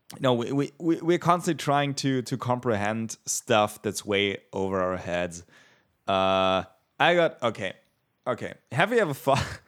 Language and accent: English; Bavaria, Germany; I am from Bavaria